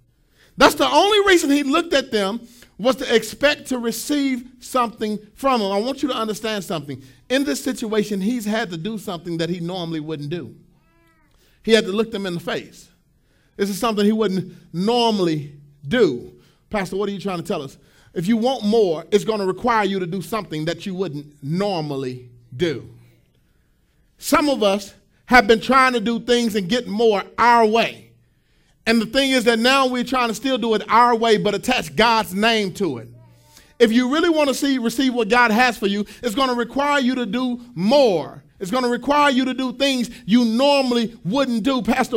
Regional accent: Pleasant Grove, United States; My house that I grew up in Pleasant Grove, we had a field, and we had a bunch of little field mice

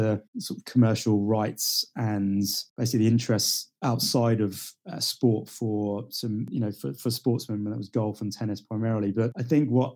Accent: Marlow, South East England, United Kingdom; I grew up just outside of London in a small little village near a town called Marlow

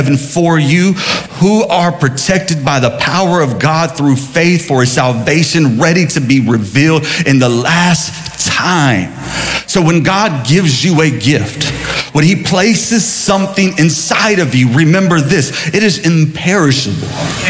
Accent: Sumter, South Carolina, United States; growing up in Sumter, there was a Mexican restaurant called Casa Linda.

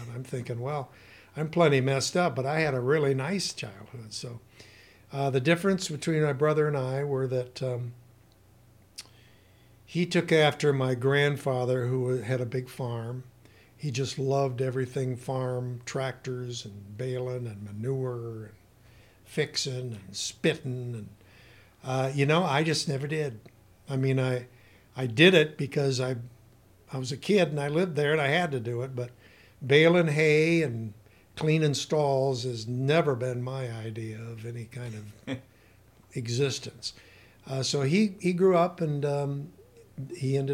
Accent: Battle Creek, Michigan, United States; now in Climax, United States; I grew up in the southern Battle Creek area. I went to Harper Creek school system the entire, years in school. Grew up on a farm. I was born on 6.5 Mile

